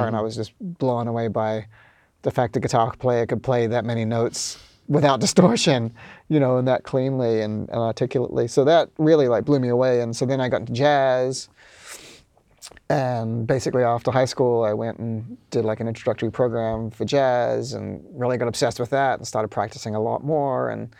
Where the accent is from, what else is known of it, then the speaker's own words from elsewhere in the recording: Auckland, New Zealand; moved away as an adult; also born or lived in Wellington, New Zealand; now in New York, United States; I'm from Auckland.